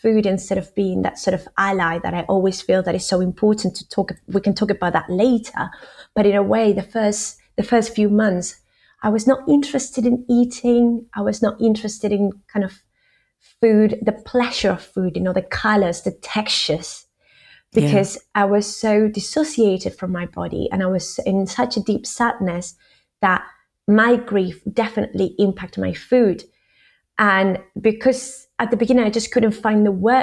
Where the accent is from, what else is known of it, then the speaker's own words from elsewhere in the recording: Argentina; now in United Kingdom; I'm from Argentina.